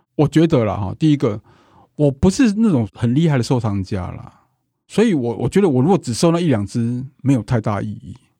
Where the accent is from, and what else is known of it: Taiwan